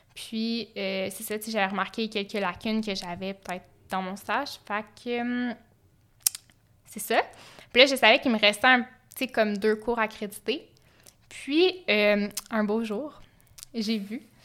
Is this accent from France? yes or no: no; Sherbrooke, Quebec, Canada; je viens de Sherbrooke